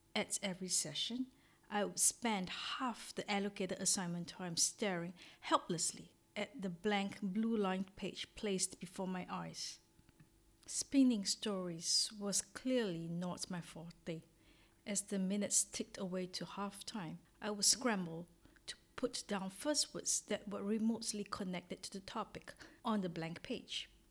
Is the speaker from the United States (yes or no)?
no; Singapore; moved away as an adult; now in Orsay, France; I am originally from Singapore, a little country in Southeast Asia and have been living in France for four years since 2016 in a little town called Orsay